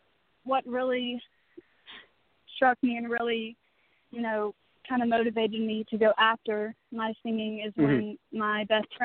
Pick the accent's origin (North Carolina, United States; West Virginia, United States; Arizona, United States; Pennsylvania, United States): West Virginia, United States; Charleston; I'm from Charleston, West Virginia